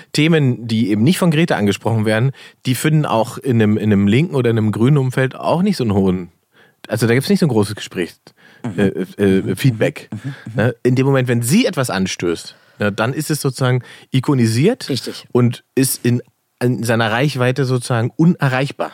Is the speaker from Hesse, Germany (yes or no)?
no; Salzwedel, Saxony-Anhalt, Germany; moved away; nach Salzwedel gefahren, wo ich herkomme